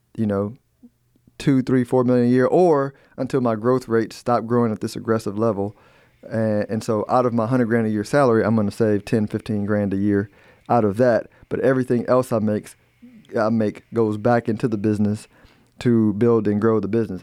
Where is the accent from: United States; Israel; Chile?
United States; I'm an American